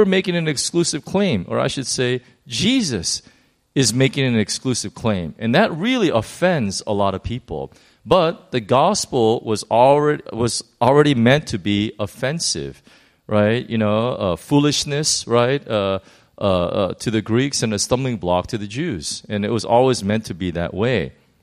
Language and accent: English; United States; I'm American